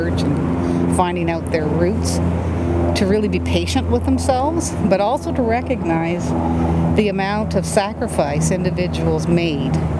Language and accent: English; Matheson, Ontario, Canada; now in Brampton, Canada; I was born in Northern Ontario in a little town called Matheson, which is approximately 8 miles from Monteith, where they were living.